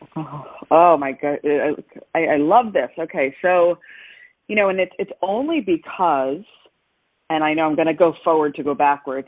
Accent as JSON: {"language": "English", "region": "New Jersey", "country": "United States", "tie": "born or raised there", "moved": "yes", "lives_now": "Florida, United States", "said": "I grew up in New Jersey"}